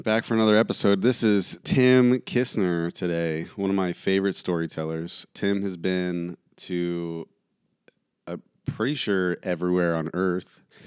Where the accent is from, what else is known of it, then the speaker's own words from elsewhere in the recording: small town Ohio, United States; coming from small town Ohio